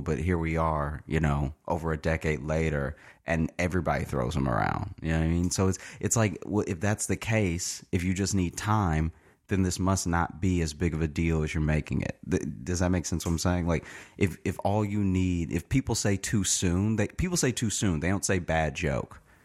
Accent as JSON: {"language": "English", "region": "Louisiana", "country": "United States", "tie": "born or raised there", "also_born_or_lived": "Chicago", "moved": "yes", "lives_now": "New York, United States", "said": "I grew up in Louisiana"}